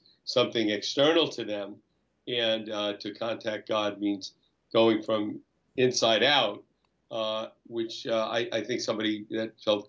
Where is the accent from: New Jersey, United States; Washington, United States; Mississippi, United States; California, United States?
New Jersey, United States; Jersey City; I was born in Jersey City and grew up right near Jersey City